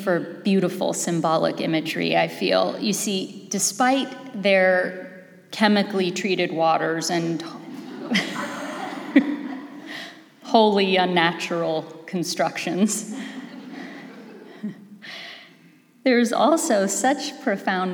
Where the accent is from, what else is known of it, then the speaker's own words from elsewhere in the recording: Los Angeles, California, United States; moved away; I am from Los Angeles originally.